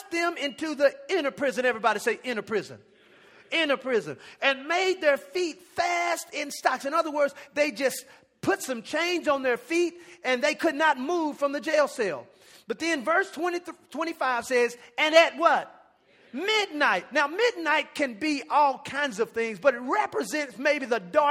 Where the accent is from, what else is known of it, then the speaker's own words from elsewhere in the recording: Dallas, Texas, United States; now in Arlington, United States; I'm from the Dallas area